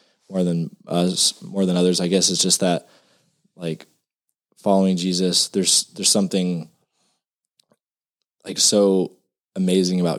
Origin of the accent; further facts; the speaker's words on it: Madera, California, United States; moved away as an adult; now in Texas, United States; a little small town called Madera, California